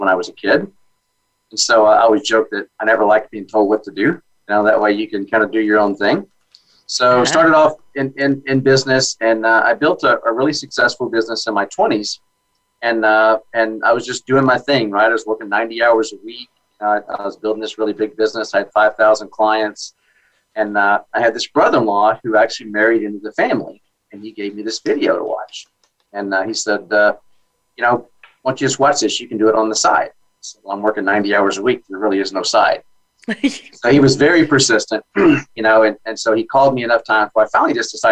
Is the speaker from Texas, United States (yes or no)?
yes; Dallas, Texas, United States; Born and raised in Dallas